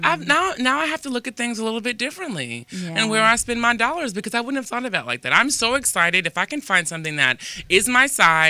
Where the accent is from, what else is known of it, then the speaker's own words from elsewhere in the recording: East Coast, United States; now in Los Angeles, United States; I'm from the East Coast, right?